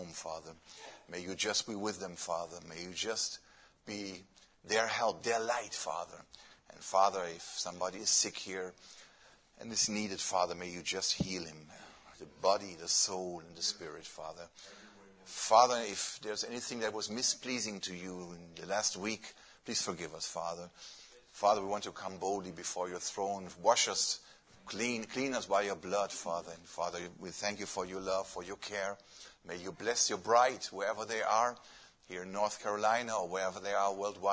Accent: Germany; English is a second language; moved away; I come from Germany.

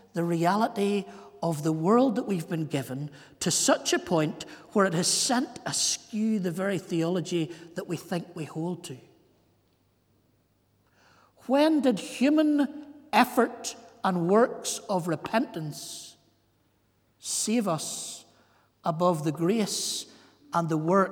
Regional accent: County Antrim, Northern Ireland, United Kingdom; I'm from Antrim.

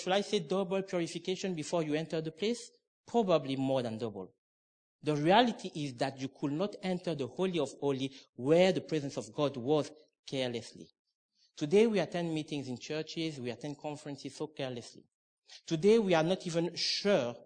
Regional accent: Cameroon; moved away; I'm originally from Cameroon

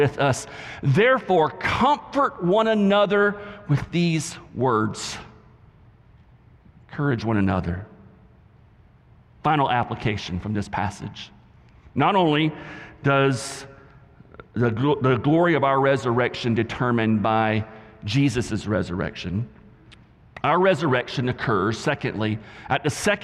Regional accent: the South, United States; accent: southern; my southern accent

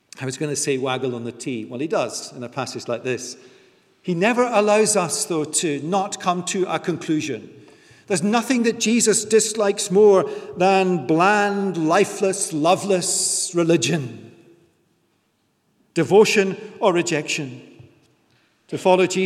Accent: United Kingdom; we're British

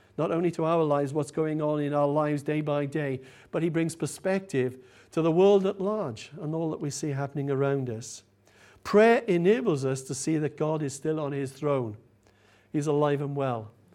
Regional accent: United Kingdom; We're British, after all, aren't we?

